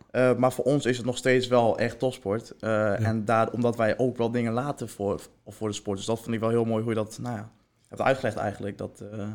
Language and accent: Dutch; Heerenveen, Friesland, Netherlands; ik kom zelf uit Herenveen